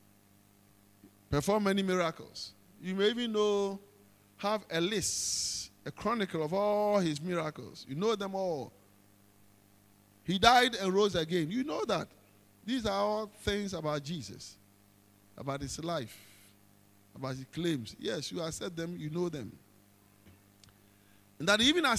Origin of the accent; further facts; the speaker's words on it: Ghana; as a Ghanaian